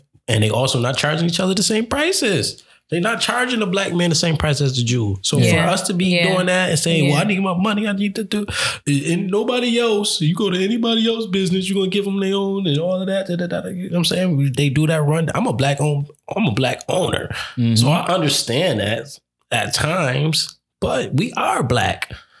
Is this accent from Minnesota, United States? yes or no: no; New York, United States; I'm from New York.